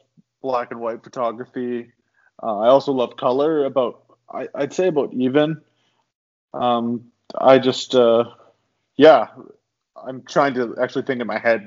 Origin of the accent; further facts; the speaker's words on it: Chamberlain, Saskatchewan, Canada; moved away as an adult; now in Vancouver Island, Canada; I grew up in Saskatchewan. I grew up outside of a town called Chamberlain for a bit. It's where I finished high school.